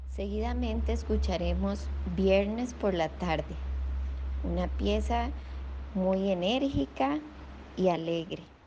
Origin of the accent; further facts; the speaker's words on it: Costa Rica; soy violinista costarricense